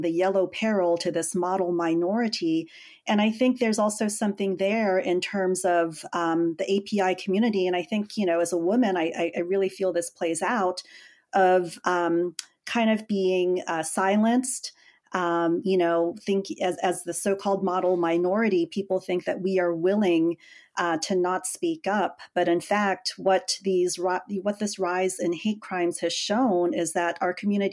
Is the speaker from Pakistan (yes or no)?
no; Northern Virginia, United States; I grew up in Virginia, of all places, Northern Virginia, at a time when there were very, very few immigrants